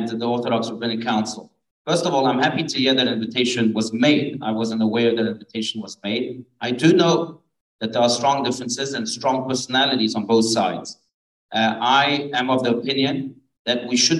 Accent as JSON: {"language": "English", "country": "France", "tie": "born or raised there", "moved": "yes", "said": "I was born in France. I have family in France. And I go back to France from time to time."}